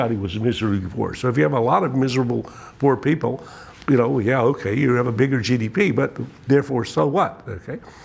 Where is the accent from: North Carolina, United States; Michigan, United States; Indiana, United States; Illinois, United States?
North Carolina, United States; I'm a red-blooded, even red-necked American, so I come from North Carolina